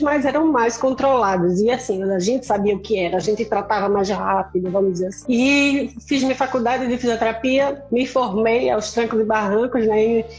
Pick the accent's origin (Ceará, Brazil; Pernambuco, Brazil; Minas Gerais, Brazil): Pernambuco, Brazil; Recife; moved away as an adult; now in Porto Alegre, Brazil; Sou de Recife